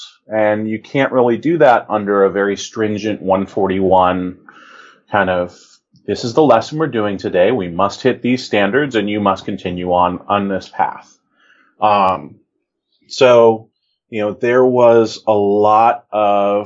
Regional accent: Denver, Colorado, United States; now in Ohio, United States; I grew up in Denver, Colorado, actually a suburb of Denver, about a mile and a half away from the Centennial Airport in the Denver metro area.

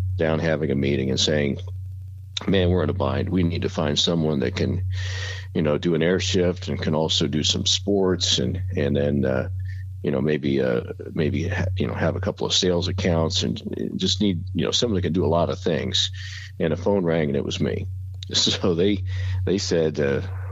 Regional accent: Columbus, Ohio, United States; moved away as an adult; also born or lived in Bowling Green, Ohio; now in Dayton, United States; Originally from Columbus. Went to Northland High

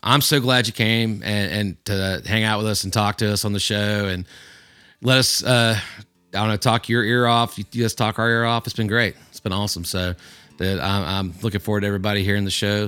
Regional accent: Houston County, Georgia, United States; this is my home. This is where I grew up. I grew up hunting in Houston County.

